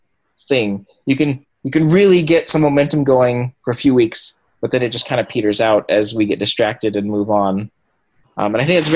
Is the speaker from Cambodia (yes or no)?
yes; Cambodia; now in United States; And then growing up in Cambodia and then in Asian communities and growing up speaking Cambodian and Vietnamese, I don't speak Vietnamese anymore. It was like weird. It was like, I don't know what I am really.